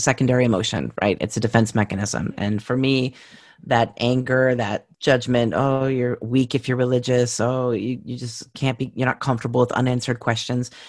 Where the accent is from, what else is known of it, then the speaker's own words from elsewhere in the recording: California, United States; I'm from California